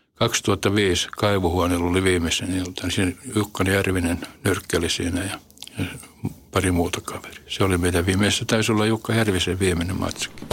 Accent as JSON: {"language": "Finnish", "town": "Helsinki", "region": "Uusimaa", "country": "Finland", "tie": "born or raised there", "said": "Punavuoren nahmi. Se oli mun lapsuuden koti"}